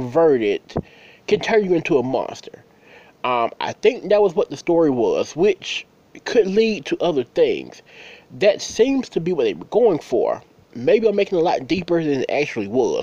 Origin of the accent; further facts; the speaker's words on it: United States; I'm from the States